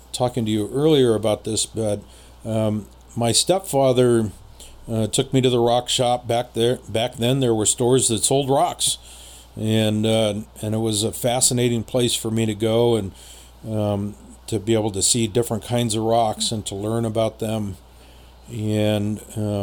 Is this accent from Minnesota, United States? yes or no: no; San Jose, California, United States; also born or lived in Los Angeles; the house that I grew up in San Jose